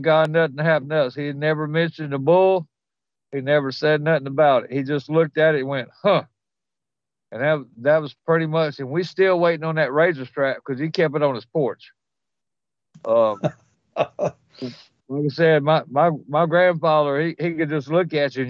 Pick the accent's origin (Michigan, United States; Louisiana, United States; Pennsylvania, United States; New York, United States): Louisiana, United States; I'm from Louisiana